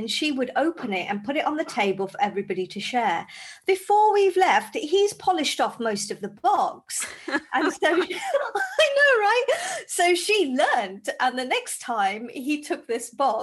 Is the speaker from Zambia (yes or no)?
yes; Zambia; now in United Kingdom; I grew up in Zambia in Africa